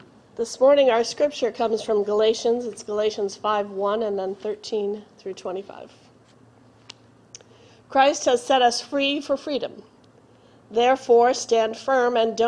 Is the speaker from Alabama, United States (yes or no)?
no; Boston, Massachusetts, United States; I grew up in Boston